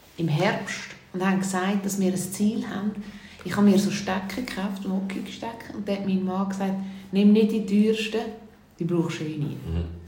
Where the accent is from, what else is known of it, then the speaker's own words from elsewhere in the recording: Switzerland; bei uns in der Schweiz